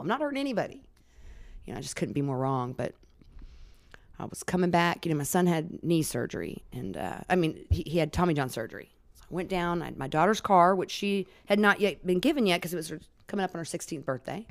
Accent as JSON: {"language": "English", "region": "Alaska", "country": "United States", "tie": "born or raised there", "said": "I was born and raised in Alaska"}